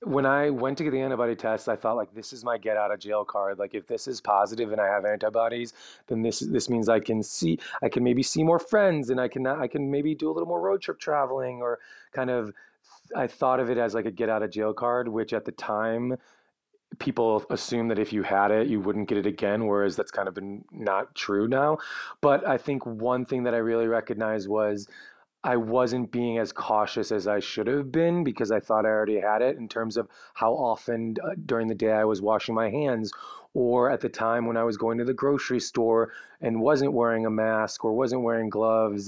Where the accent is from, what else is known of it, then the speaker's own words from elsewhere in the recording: Chicago, Illinois, United States; now in Los Angeles, United States; I'm from Chicago, my family's all in the Midwest area.